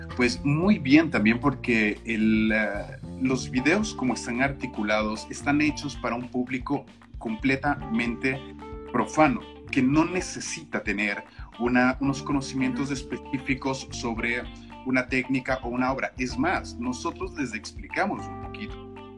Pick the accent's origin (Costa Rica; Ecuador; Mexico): Ecuador; moved away; soy ecuatoriano, o sea, las raíces son estas